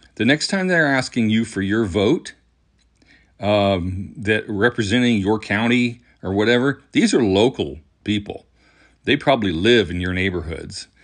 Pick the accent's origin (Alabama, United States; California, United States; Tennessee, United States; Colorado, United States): Alabama, United States; Huntsville; I grew up in North Alabama in a city called Huntsville